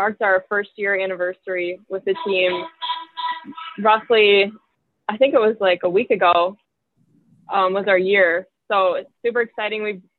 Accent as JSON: {"language": "English", "town": "Mequon", "region": "Wisconsin", "country": "United States", "tie": "born or raised there", "also_born_or_lived": "Milwaukee / Cedarburg / Minnesota", "said": "I was born in Milwaukee, grew up in Mequon, and then we moved to Cedarburg, finished up school there, and then went to college out in Minnesota."}